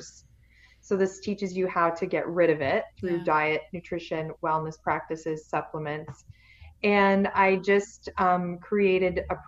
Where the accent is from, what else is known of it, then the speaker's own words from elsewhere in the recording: Canada; I'm Canadian